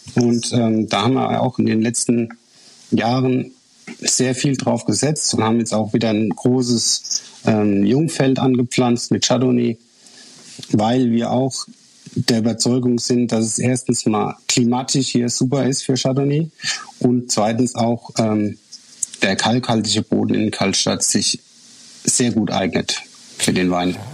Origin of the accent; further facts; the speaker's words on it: Rhineland-Palatinate, Germany; als äh, Pfälzer